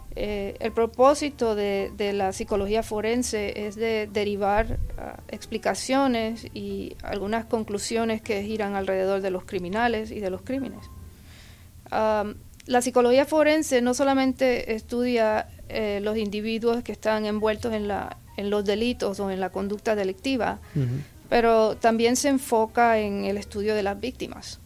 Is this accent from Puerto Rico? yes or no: yes; Puerto Rico; now in Texas, United States; originalmente yo soy de Puerto Rico, llegué al estado de Texas en el 1982